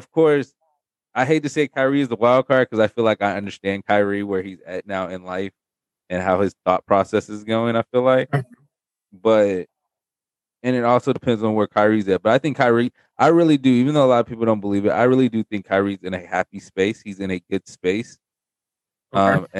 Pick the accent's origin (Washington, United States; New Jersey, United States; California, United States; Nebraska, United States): California, United States; Don't disrespect my home. Don't disrespect my home state now.